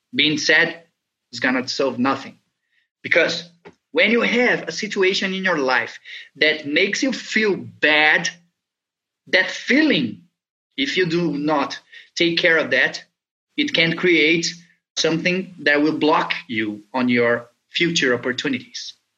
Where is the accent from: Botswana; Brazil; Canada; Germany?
Brazil; I was born here in Brazil